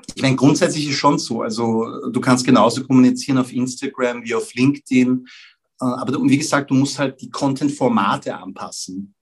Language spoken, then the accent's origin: German; Vienna, Austria; ich bin in Wien geboren und aufgewachsen